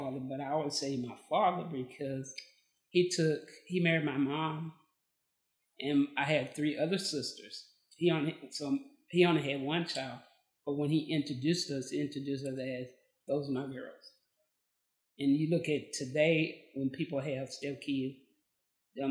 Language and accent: English; Amarillo, Texas, United States; now in Bryan, Texas, United States; I was born and raised in Amarillo, Texas, the Panhandle